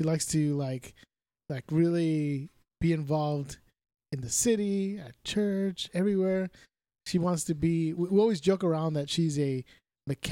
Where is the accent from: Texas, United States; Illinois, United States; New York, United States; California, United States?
California, United States; Cudahy; Jay and I grew up in Cudahy